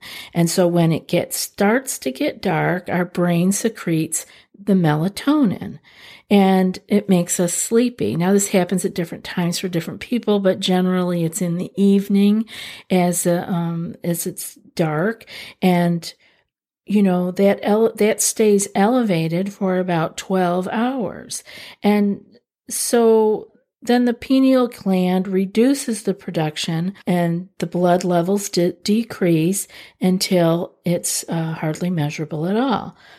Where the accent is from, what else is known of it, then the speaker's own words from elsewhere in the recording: New York, United States; I'm from Central New York. I know what it means to not be able to have access to sunlight.